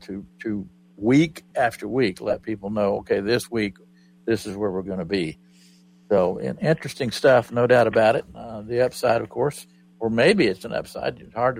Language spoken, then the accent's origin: English; Oklahoma, United States; because I was raised in Oklahoma